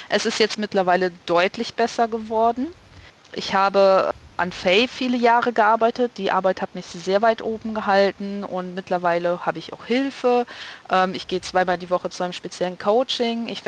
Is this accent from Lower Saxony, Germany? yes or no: no; North Rhine-Westphalia, Germany; born there; Ich bin in Nordrhein-Westfalen geboren